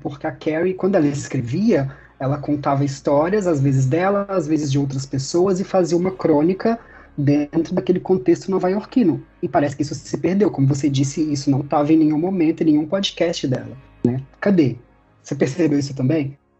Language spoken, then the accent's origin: Portuguese; Brazil; a gente é brasileiro